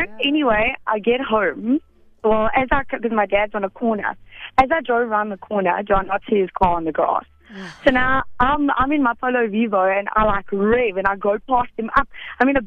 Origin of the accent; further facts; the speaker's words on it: Edenvale, Gauteng, South Africa; now in Bedfordview, South Africa; Edenvale, now Bedford View.